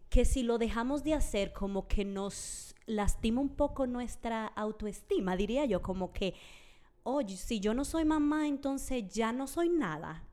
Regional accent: Dominican Republic; moved away as an adult; now in Utah, United States; yo no crecí en Utah, yo crecí en República Dominicana.

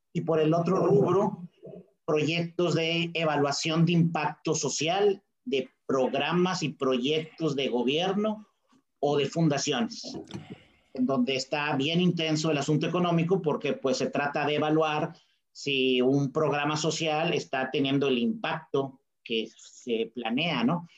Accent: Monterrey, Nuevo León, Mexico; soy un regiomontano muy orgulloso

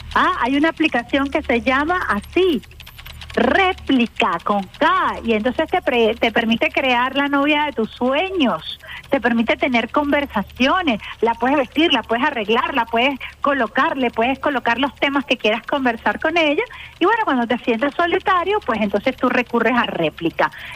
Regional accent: Venezuela

